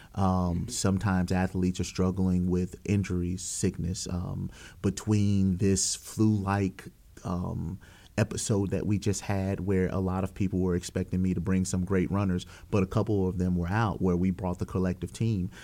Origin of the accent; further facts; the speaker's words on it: Walker, Louisiana, United States; I came from Walker High School